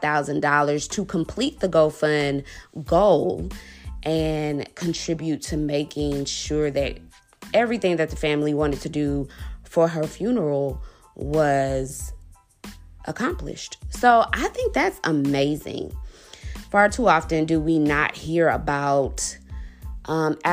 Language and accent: English; DeSoto, Texas, United States; also born or lived in Dallas, Texas; Just south of Dallas in a suburb called DeSoto.